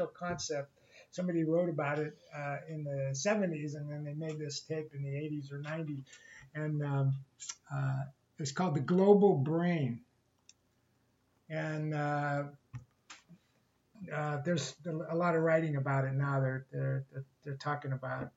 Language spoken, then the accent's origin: English; Ohio, United States; now in California, United States; I grew up in Ohio